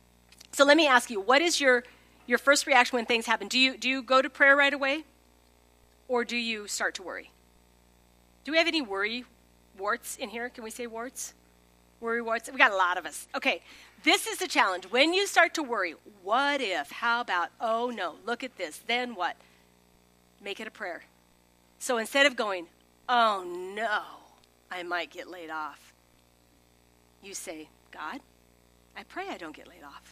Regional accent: Holdrege, Nebraska, United States; moved away as an adult; also born or lived in Lincoln, Nebraska / Chicago / Springfield, Missouri; I grew up in Holdridge, 5000, went to Lincoln

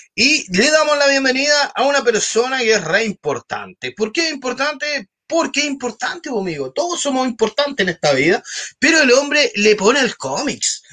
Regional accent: Talcahuano, Biobío, Chile; Yo soy de Talcahuano, amigo, igual digo que soy de Conce

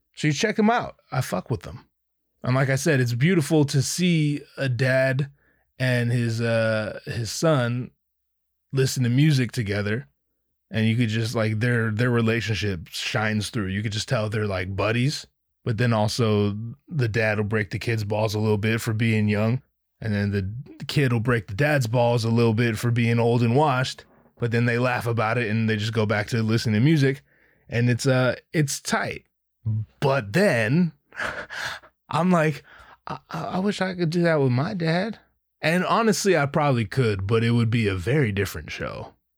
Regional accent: Anaheim, California, United States; I'm from Anaheim

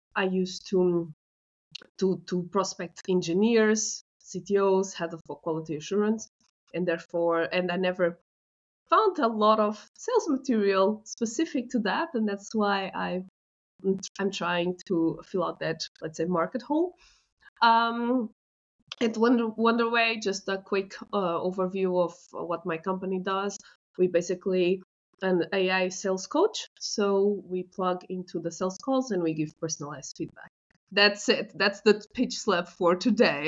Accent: Portugal; I'm from Portugal

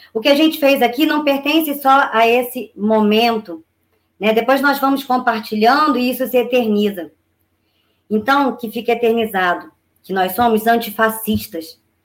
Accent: Duque de Caxias, Rio de Janeiro, Brazil; Eu nasci em Gramacho, em Duque de Caxias, e me criei em Gramacho no, na fase mais importante de um ser humano, né? Do momento em que eu nasci até os 13 anos.

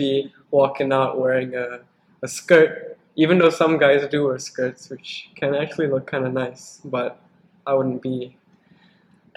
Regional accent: Singapore; I'm from Singapore.

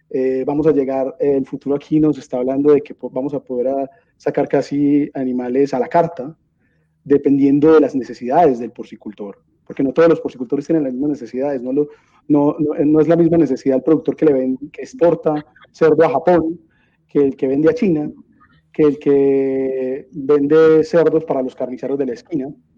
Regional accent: Medellín, Antioquia, Colombia; yo nací en Medellín, Colombia

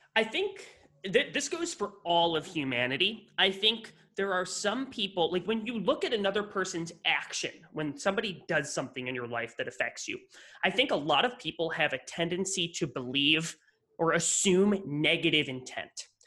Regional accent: western New York State, United States; moved away; I grew up in New York, but not New York, not the New York you're thinking of, the complete opposite side of the state

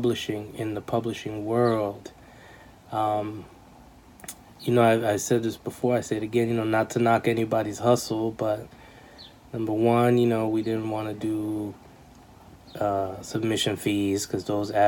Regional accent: New York City, New York, United States; moved away; also born or lived in New Jersey; I was born and raised in New York City. And then the latter half of my life, young life, I lived in New Jersey

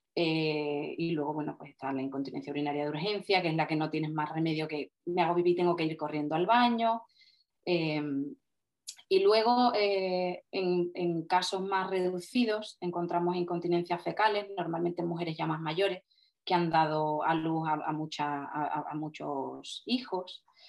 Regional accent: Cádiz, Andalusia, Spain; yo soy una fisio de Cádiz

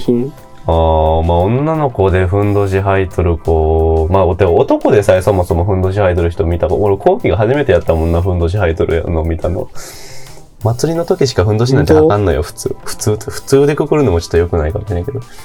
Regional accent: Kochi, Japan; 私、高知県人だから

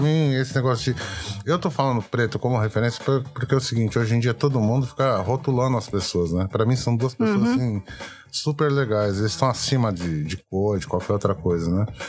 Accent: Brazil; nós somos brasileiros

